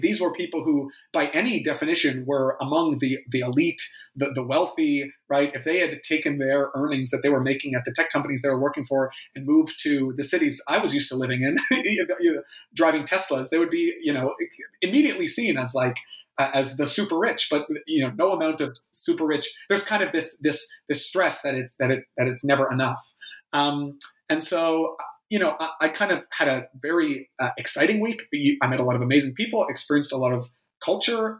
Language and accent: English; Canada; especially as a Canadian